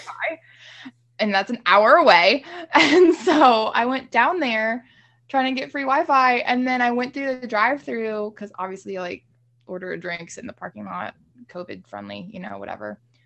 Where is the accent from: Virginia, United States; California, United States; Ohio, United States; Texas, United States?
Virginia, United States; Haymarket; coming from a small town like Haymarket